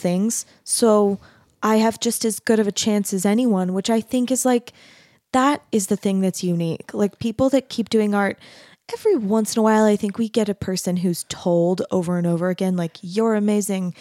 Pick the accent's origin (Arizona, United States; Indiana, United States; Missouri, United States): Arizona, United States; moved away as an adult; also born or lived in Texas; I grew up in Arizona, which is not, and then I went to school in Texas.